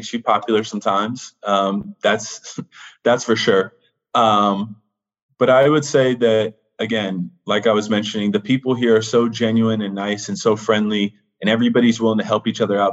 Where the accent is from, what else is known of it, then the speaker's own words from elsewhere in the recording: Los Angeles, California, United States; moved away as an adult; also born or lived in Villanova, Pennsylvania; now in Charlottesville, United States; I am a kid from Los Angeles, California, born and raised my whole life